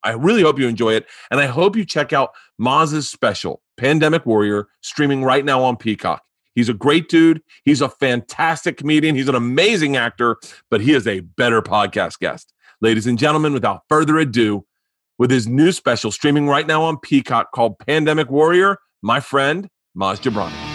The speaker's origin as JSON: {"language": "English", "region": "Florida", "country": "United States", "tie": "born or raised there", "said": "growing up in Florida"}